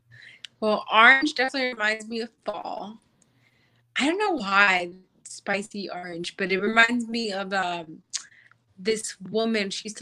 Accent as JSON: {"language": "English", "region": "New York", "country": "United States", "tie": "born or raised there", "said": "Always used to love that because it reminded me of like New York growing up in New York and stuff like that. I don't know. Dominicans have a thing with gold. It's weird. I don't get it. They probably don't get it, but it's our thing."}